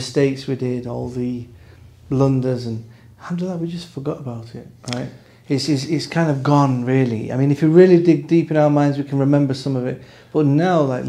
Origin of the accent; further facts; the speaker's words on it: Manchester, North West England, United Kingdom; now in Saudi Arabia; I'm from Manchester